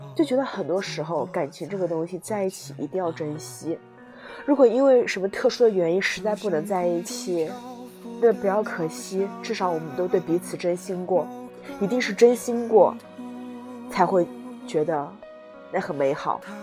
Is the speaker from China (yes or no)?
yes; Jiangsu, China; now in Guangdong, China; 因为我的家乡是江苏的话